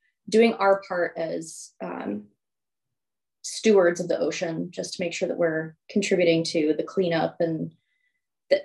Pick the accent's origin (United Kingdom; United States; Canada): United States; St. Louis, Missouri; moved away as an adult; now in Olympia, United States; I'm actually from St. Louis